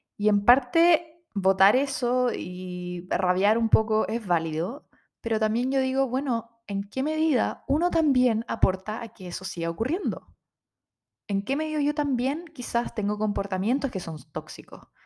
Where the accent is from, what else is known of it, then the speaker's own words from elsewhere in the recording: Rancagua, O'Higgins, Chile; moved away as an adult; also born or lived in Santiago; como somos de región, somos de Rancagua, en Santiago no teníamos muchas redes, no tenemos familia en Santiago